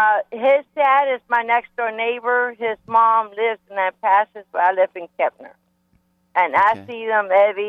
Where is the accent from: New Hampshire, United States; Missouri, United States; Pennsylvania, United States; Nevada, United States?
Nevada, United States; North Las Vegas; now in Texas, United States; I'm from Las Vegas, North Las Vegas, Nevada.